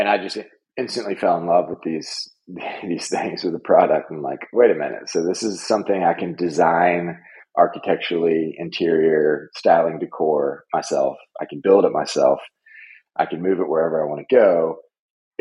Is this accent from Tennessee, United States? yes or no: yes; Nashville, Tennessee, United States; moved away as an adult; also born or lived in New York / Kampala, Uganda / Chicago; I moved back to Nashville, born and raised in Nashville